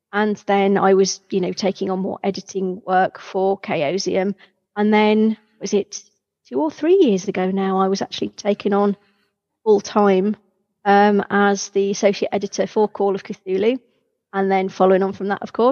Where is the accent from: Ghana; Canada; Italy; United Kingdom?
United Kingdom; being terribly British about it